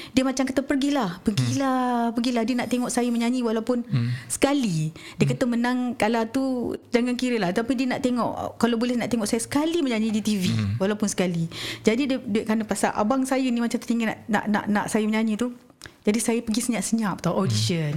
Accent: Malaysia; tinggal di sebuah kampung dekat uh, kampung Kesang nama kampung saya dekat situ.

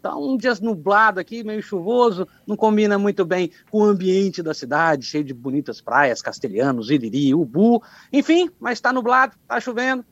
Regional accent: Anchieta, Espírito Santo, Brazil; also born or lived in Rio Novo do Sul; nasci, em Rio Novo do Sul, mas sempre morei aqui na cidade de Anchieta

